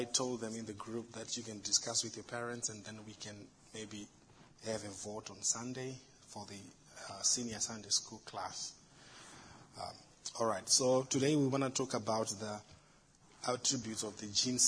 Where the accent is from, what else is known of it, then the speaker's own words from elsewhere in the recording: Zimbabwe; now in United States; In Africa, in my home country, Zimbabwe